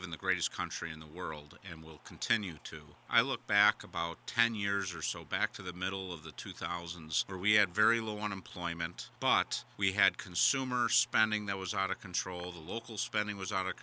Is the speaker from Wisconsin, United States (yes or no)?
yes; Wisconsin, United States; I'm from Wisconsin. There was a lot of upheaval here